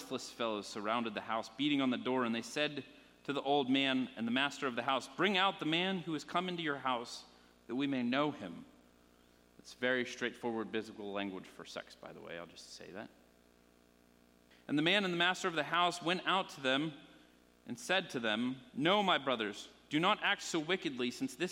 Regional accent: Pennsylvania, United States; moved away; I'm from Pennsylvania originally. I grew up there.

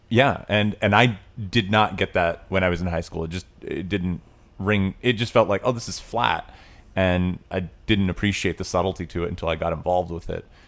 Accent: Tennessee, United States; I grew up in Tennessee

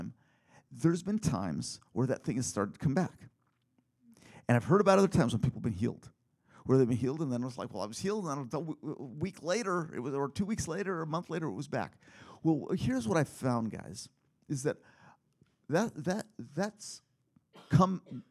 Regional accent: Philippines; now in United States; growing up in the Philippines

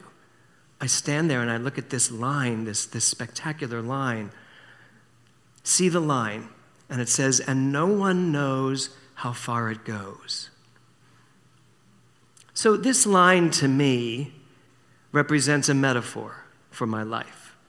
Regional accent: Philadelphia, Pennsylvania, United States; when I was a little boy, growing up in Philadelphia, we used to spend our summers in Wildwood, New Jersey.

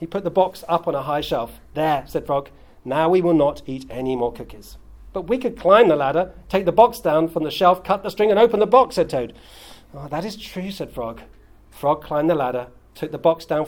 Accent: United Kingdom; as a British person

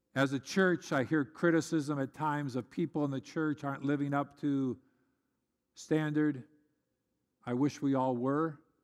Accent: United States; as an American

